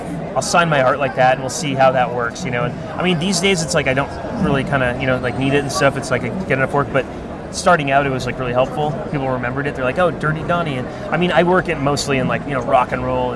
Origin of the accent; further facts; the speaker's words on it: Ottawa, Ontario, Canada; now in United States; I grew up in Ottawa, Canada.